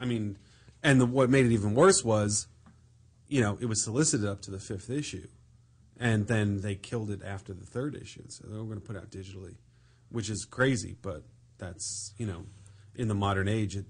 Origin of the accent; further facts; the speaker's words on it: Long Island, New York, United States; It was all suburban. I mean, I grew up in the on Long Island, and it was all 7-Elevens.